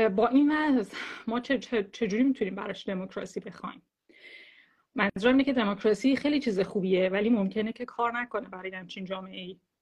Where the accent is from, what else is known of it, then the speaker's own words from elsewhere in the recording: Iran; moved away as an adult; مردم ایران بود که من خودم جز بشم حالا الان ده سال زندگی نمیکنم